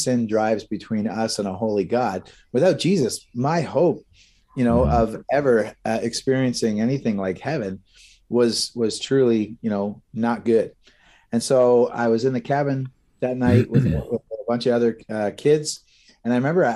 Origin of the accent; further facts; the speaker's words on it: Brantford, Ontario, Canada; also born or lived in Ancaster; we grew up in Brantford, right? So not too far from here